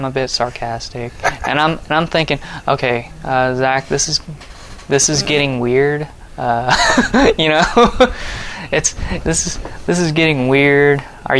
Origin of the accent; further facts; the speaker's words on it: Russellville, Arkansas, United States; born there; Well, so I was born in Russellville.